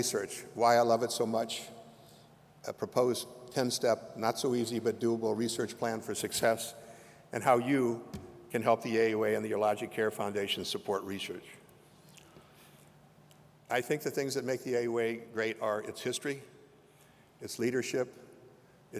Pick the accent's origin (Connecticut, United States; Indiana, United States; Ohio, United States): Ohio, United States; Lima; now in Chicago, United States; I was born in Lima, Ohio, a small town in the northwestern part of that state